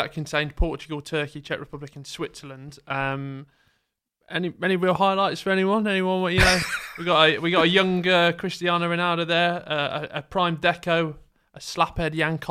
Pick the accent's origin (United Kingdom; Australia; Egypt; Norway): United Kingdom; England; as English people